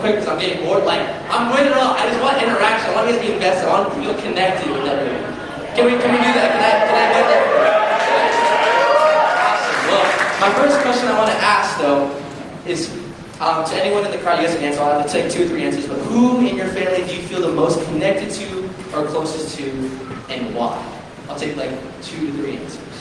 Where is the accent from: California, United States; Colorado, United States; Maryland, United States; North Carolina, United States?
California, United States; Glendale; moved away as an adult; now in Orange County, United States; I grew up in Glendale with my parents